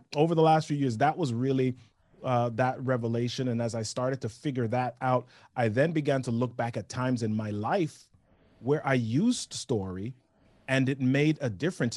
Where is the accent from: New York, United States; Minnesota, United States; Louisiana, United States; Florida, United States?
New York, United States; also born or lived in Oshawa / Massachusetts; now in Maryland, United States; I grew up in New York